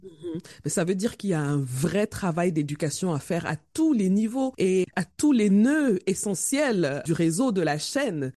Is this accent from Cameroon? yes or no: yes; Cameroon; chez nous au Cameroun